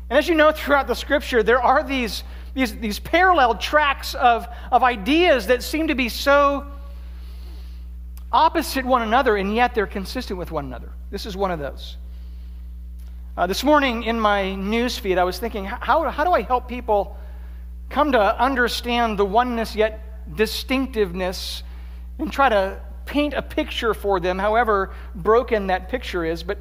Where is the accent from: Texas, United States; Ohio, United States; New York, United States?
Ohio, United States; Columbus; also grew up in Columbus. And so there is this sense in which there's ownership. This is my hometown team.